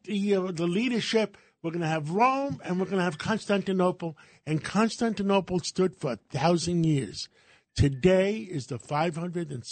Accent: Greece; now in United States; I was born in Greece

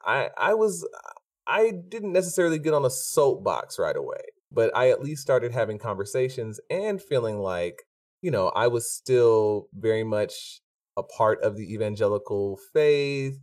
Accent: Stone Mountain, Georgia, United States; growing up in Stone Mountain

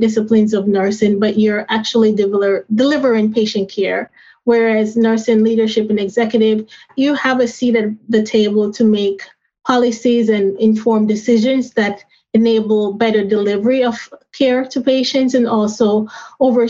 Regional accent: Jamaica; now in United States; growing up in Jamaica with my grandmother who had diabetes and helping her with her insulin at a young age. When I migrated to the United States

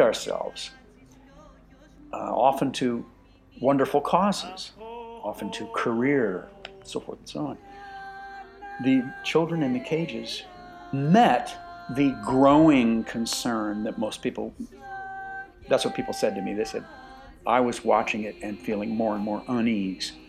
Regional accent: Midwest, United States; I'm from the, the Midwest, so I'm, I'm, with my accent

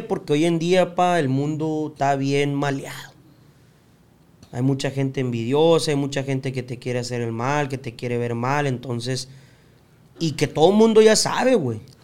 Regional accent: Tijuana, Baja California, Mexico; also born or lived in United States; nuestra infancia fue en Tijuana

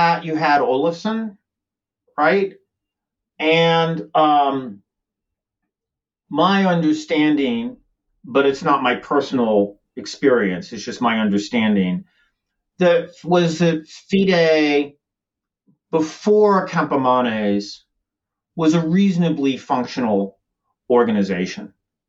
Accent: United States; as an American

